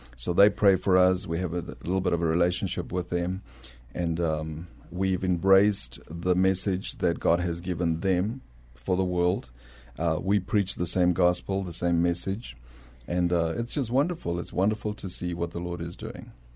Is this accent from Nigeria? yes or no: no; South Africa; accent: South African; moved away as an adult; also born or lived in Bolivia; now in San Antonio, United States; I was born in Bolivia, South America, uh, but grew up in South Africa